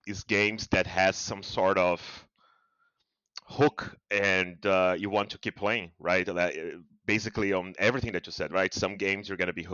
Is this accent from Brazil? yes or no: yes; Brazil; I'm from Brazil